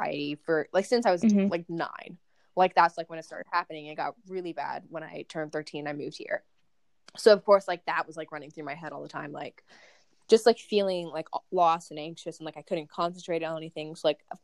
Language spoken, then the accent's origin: English; San Antonio, Texas, United States; I was born in San Antonio, Texas